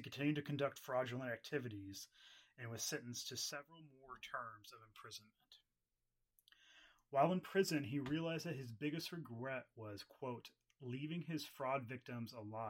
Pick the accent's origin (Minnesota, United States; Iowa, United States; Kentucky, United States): Kentucky, United States; from Kentucky. We can't pronounce anything right.